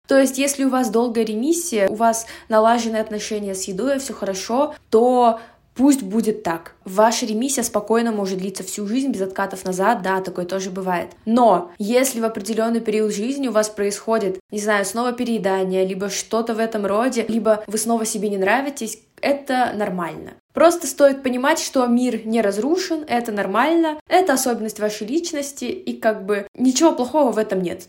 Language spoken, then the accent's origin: Russian; Russia; moved away as an adult; now in Almaty, Kazakhstan; я этническая казашка, но я родилась и выросла в России